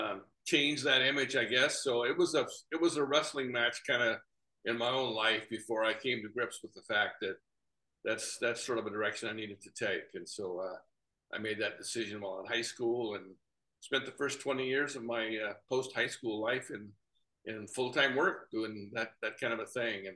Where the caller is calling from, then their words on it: Fayetteville, North Carolina, United States; I'm zooming in today from Fayetteville, North Carolina, where Rebecca and I live. Down Fayetteville is one of the oldest cities